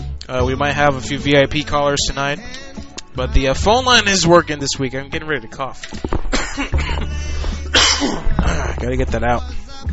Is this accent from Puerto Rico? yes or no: yes; Puerto Rico; That was me growing up in Puerto Rico.